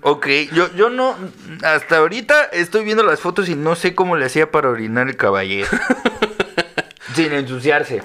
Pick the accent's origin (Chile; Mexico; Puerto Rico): Mexico; Mexico City; soy de la Ciudad de México